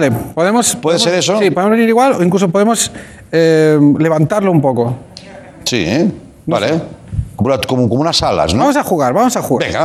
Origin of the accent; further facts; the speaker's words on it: Barcelona, Catalonia, Spain; Hola, Berto … de Barcelona.